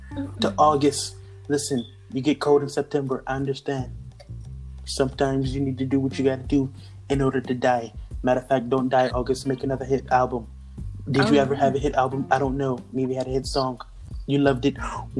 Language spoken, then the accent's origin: English; Philadelphia, Pennsylvania, United States; hey, we're both from Philadelphia